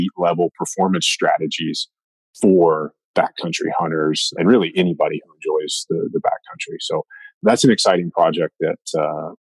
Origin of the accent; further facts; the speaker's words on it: East Coast, United States; I grew up hunting whitetails on the East Coast